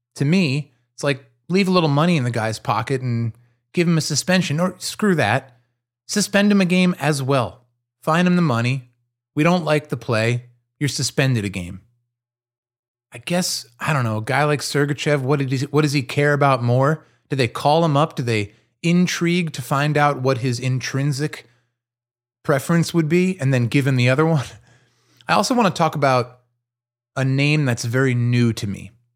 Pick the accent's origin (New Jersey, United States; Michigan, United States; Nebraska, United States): New Jersey, United States; now in Pittsburgh, United States; I'm from New Jersey. I live in Pittsburgh